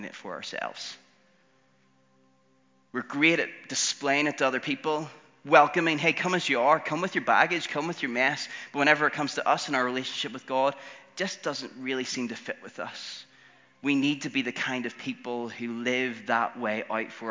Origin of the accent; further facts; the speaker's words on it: Northern Ireland, United Kingdom; all of the six Northern Irish boys, we all kind of grew up in church